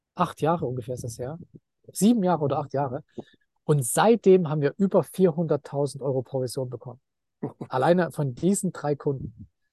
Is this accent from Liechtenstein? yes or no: no; Leipzig, Saxony, Germany; moved away as an adult; now in Thailand; ich bin in Leipzig geboren und äh, so, also in den 90er Jahren in Leipzig, das war einfach ein riesiger Bauboom